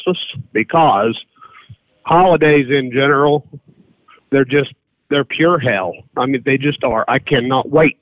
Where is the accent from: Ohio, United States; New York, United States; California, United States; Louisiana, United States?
Ohio, United States; I'm from Ohio